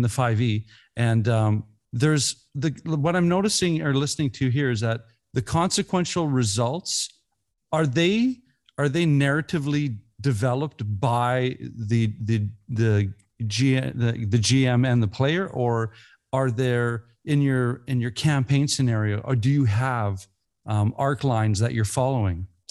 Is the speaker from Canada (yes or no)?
yes; Canada; we're Canadians